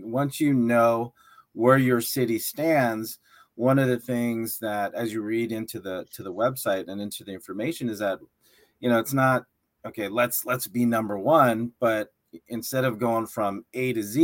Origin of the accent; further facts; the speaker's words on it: San Diego, California, United States; moved away; from my hometown in San Diego